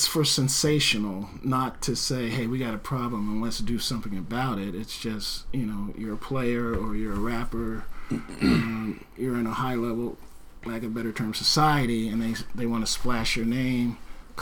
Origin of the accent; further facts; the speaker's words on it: New Jersey, United States; also born or lived in North Bend, Washington; now in Oregon, United States; I'm originally from New Jersey